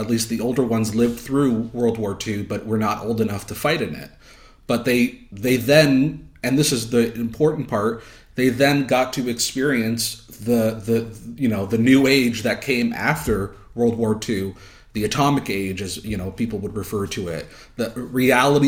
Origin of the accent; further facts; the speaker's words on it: Canada; I'm Canadian